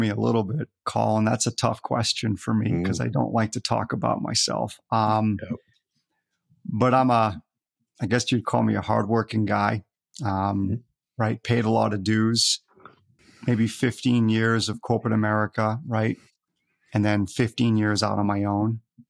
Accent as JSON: {"language": "English", "region": "Scotland", "country": "United Kingdom", "tie": "born there", "moved": "yes", "lives_now": "United States", "said": "even though I'm in the United States here, I was born in Scotland."}